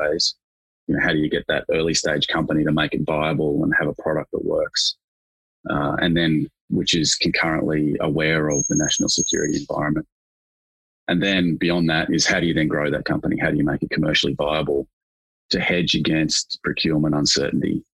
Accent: Australia; as an Australian

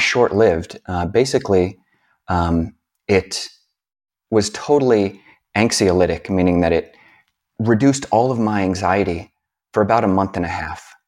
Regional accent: United States; being a American hippie-ish, uh, type

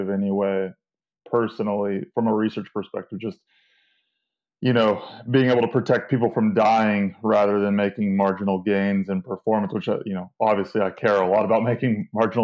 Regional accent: Central California, United States; moved away as an adult; also born or lived in Penn State University; now in Pennsylvania, United States; I'm from Central California, and I mean, it's 105 degrees all summer there

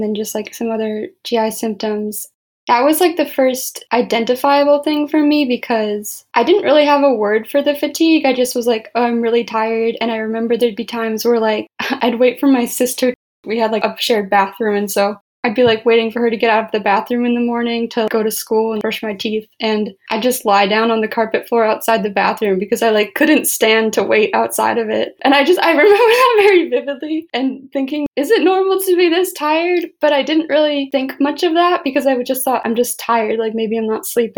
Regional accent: Chicago, Illinois, United States; moved away as an adult; now in Madison, United States; I grew up in the suburbs of Chicago. Right now I live in Madison, Wisconsin

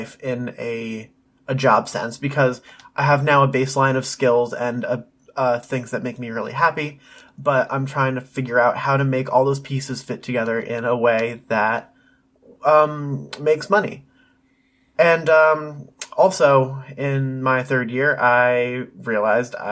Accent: Pennsylvania, United States; I was born in Pennsylvania in the small town that we are from to Jennifer and Darren, the parents of this story

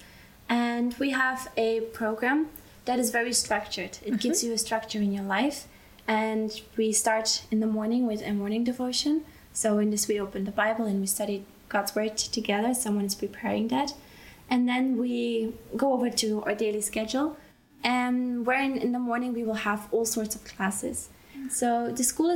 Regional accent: Belgium; moved away as an adult; now in Austria; I grew up in Belgium

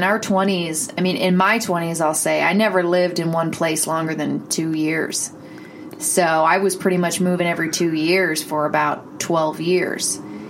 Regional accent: Peterborough, Ontario, Canada; But I grew up on a farm 20 minutes outside of Peterborough in a place called Duro.

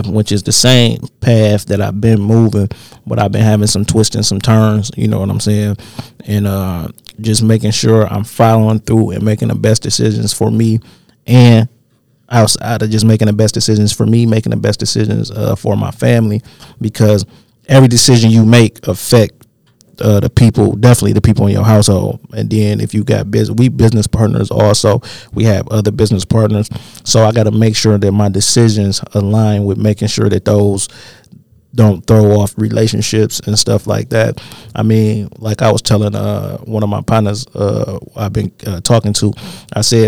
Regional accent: Detroit, Michigan, United States; I was young coming from Southwest Detroit. So, like, when I moved, I'm from West 7 Mile, like, specifically 7 Mile and Telegraph area.

